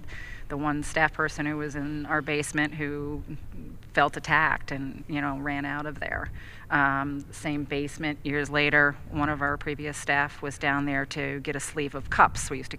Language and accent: English; Troy, New York, United States; We're from Troy.